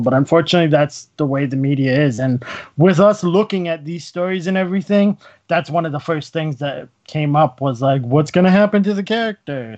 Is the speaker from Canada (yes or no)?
yes; Canada; since we're Canadian